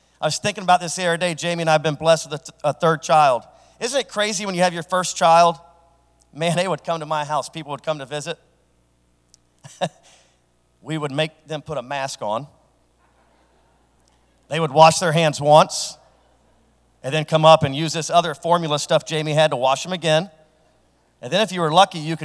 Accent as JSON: {"language": "English", "town": "Franklin", "region": "Ohio", "country": "United States", "tie": "born or raised there", "said": "a guy from Franklin that as a elementary school student had a speech impediment"}